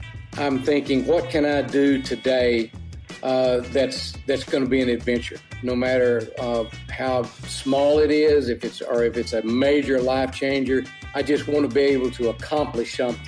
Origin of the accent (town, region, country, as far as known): West Texas, United States; born or raised there